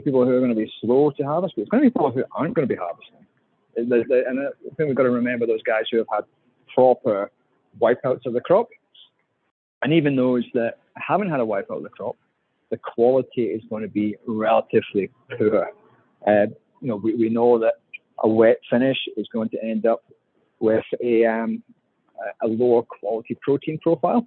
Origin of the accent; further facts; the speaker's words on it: Scotland, United Kingdom; now in Australia; I'm Scottish